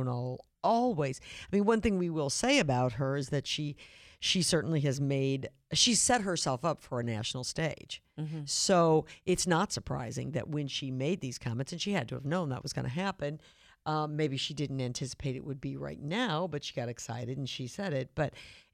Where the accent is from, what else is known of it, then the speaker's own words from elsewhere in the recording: Missouri, United States; I'm from Missouri